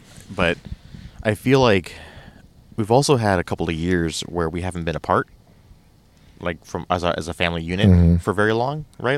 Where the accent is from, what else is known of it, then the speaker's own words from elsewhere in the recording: San Diego, California, United States; You know, for me growing up in San Diego, a lot of our camping was East County, like, you know, out like Hacumba, Kitchen Creek.